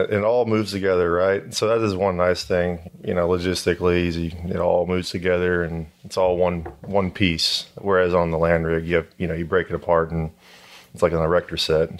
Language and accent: English; Houston, Texas, United States; I'm from Houston, so it's the market here is predominantly oil and gas